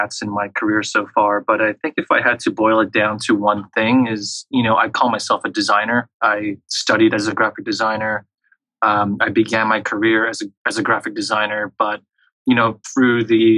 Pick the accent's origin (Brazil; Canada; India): Canada; Montreal, Quebec; I was actually born and raised in a small suburb off of Quebec City, which is the heartland of French Canada. And I spent most of my childhood and adolescent years growing up in Montreal.